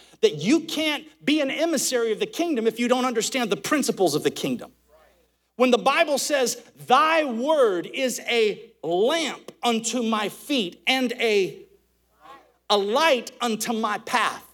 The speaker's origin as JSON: {"language": "English", "region": "Alabama", "country": "United States", "said": "I'm from Alabama"}